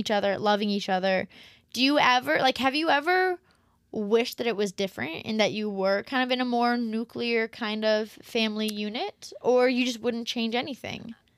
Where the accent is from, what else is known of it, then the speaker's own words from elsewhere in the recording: the South, United States; I'm from the South